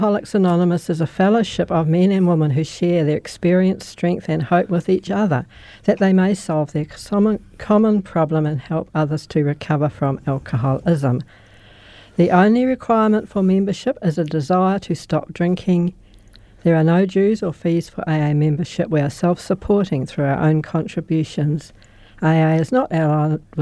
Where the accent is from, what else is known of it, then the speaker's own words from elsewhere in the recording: Christchurch, Canterbury, New Zealand; I was born in Christchurch